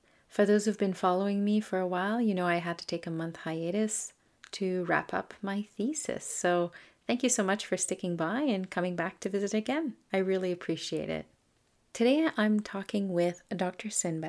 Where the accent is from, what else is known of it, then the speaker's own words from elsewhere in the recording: Canada; first language French; English is a second language; not all the topics here are Canadian, but I am. … I'm a Francophone from Canada